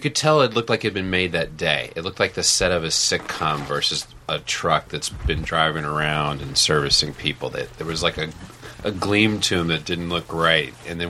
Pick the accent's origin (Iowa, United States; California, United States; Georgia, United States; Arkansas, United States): Arkansas, United States; the South; moved away as an adult; also born or lived in Northeast US / Chicago; now in New York, United States; I'm from the South, and I went to school in the Northeast. People, like, I never realized I had an accent. I feel like compared to the rest of my friends in Arkansas, I didn't have an accent, you know?